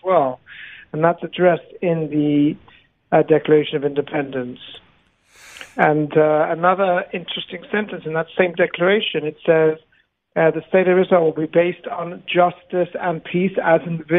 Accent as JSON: {"language": "English", "country": "South Africa", "tie": "born or raised there", "moved": "yes", "said": "I grew up in South Africa during the apartheid era."}